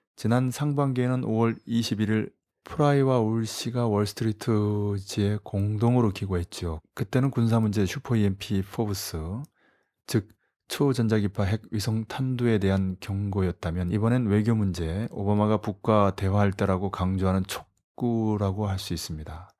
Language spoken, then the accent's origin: Korean; South Korea; 어느 나라 출신이냐고 물어서 코리아라고 했더니